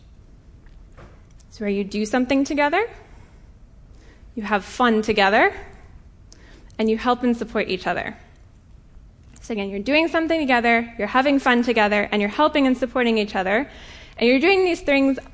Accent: Colorado, United States; moved away; I'm from Colorado originally.

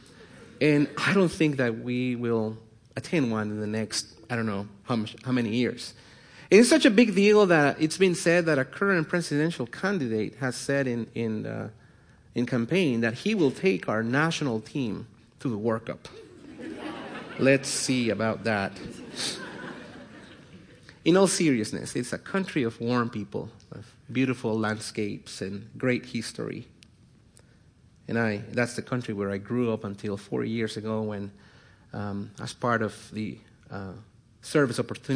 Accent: Guatemala; I was born and raised in Guatemala

